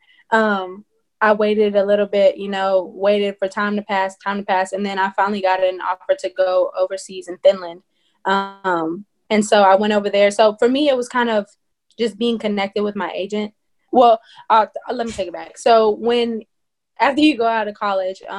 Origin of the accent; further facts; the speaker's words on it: Madisonville, Texas, United States; I'm originally from Madisonville, Texas